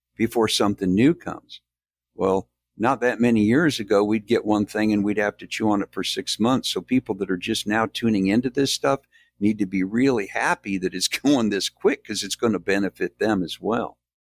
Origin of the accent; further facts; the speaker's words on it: Midwest, United States; now in the South, United States; I was born in the South, raised in the Midwest, and I'm back in the South now